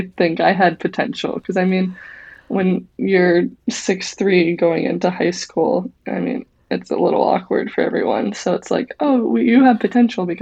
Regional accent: Collinsville, Illinois, United States; I grew up in Collinsville and soccer is pretty big.

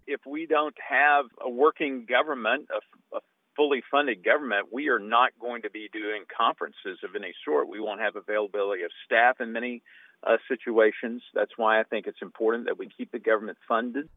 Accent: St. Louis, Missouri, United States; I'm from Saint Louis. I've spent most of my life here

